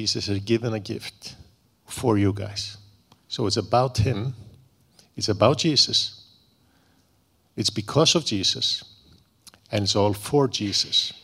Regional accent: Iceland; I'm from Iceland. I'm Icelandic.

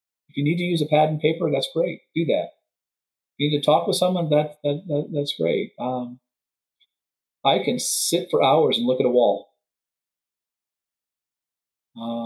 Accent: Texas, United States; now in Madison, United States; I'm originally from Texas

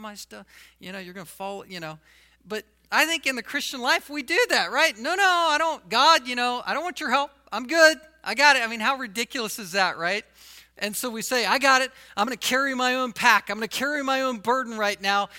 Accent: the South, United States; I was from the South

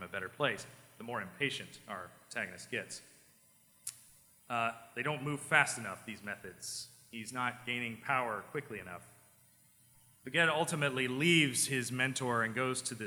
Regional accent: small town next to the BMW plant, South Carolina, United States; My hometown that I grew up in, it did not have a single red light in it until I went to college. It was like, I grew up across from a field.

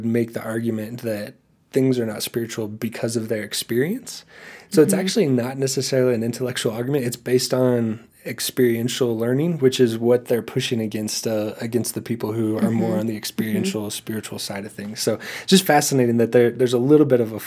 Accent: the Bible Belt, United States; growing up in the Bible Belt

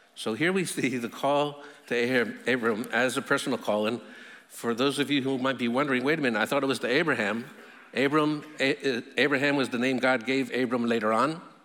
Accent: United States; I'm an American

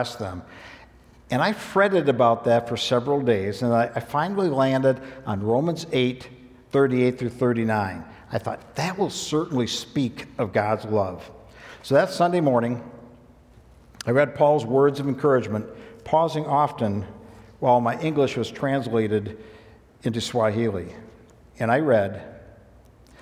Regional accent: United States; my status as an American who was wealthy

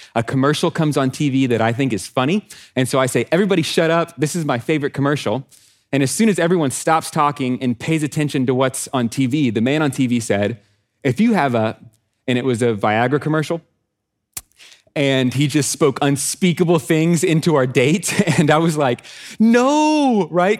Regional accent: Texas, United States; I'm from Texas

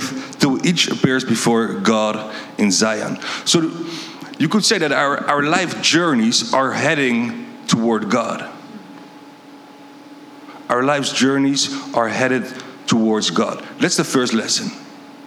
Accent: Netherlands; moved away; I'm from Holland.

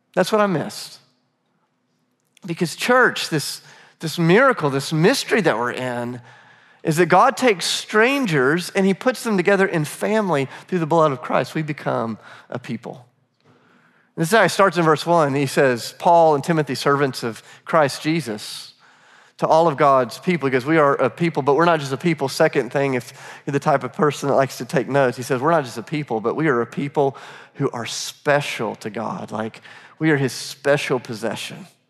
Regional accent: Charleston, South Carolina, United States; moved away as an adult; now in Nashville, United States; I'm from Charleston

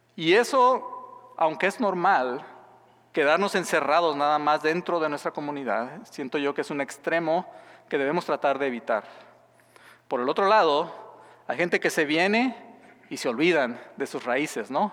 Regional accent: Mexico; moved away as an adult; soy mexicano

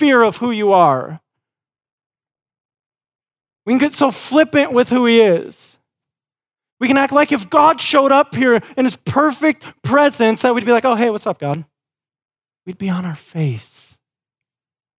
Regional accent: West Michigan, United States; Growing up in West Michigan, our family had a dairy farm

